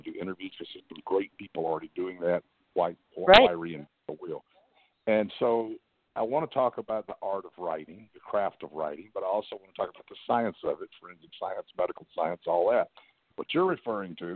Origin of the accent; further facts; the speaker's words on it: Huntsville, Alabama, United States; I grew up in Huntsville, so where they built the rockets